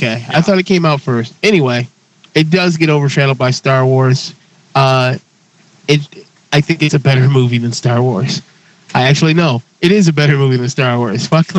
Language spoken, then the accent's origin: English; United States; I'm an American